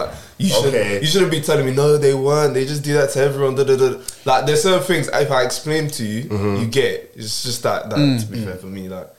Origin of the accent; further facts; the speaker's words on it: Nigeria; I'm Nigerian.